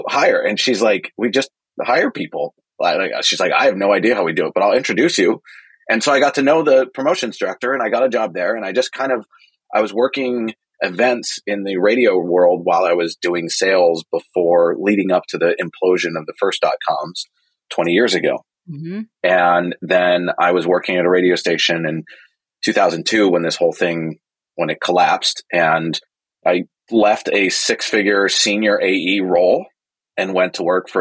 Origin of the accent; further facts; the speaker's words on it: Silicon Valley, the Bay Area, California, United States; I'm from Silicon Valley. I'm from the Bay Area